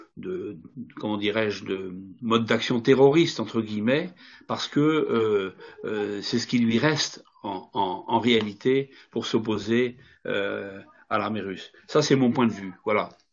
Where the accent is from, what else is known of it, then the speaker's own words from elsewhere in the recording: France; je ne suis pas russe, hein, je regarde les choses euh, en tant que Français